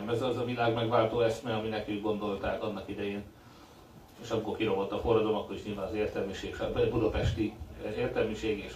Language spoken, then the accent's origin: Hungarian; Hungary; én a 80-as években nőttem föl, 72-es születésűként, 18 éves voltam, amikor rendszerváltás volt Magyarországon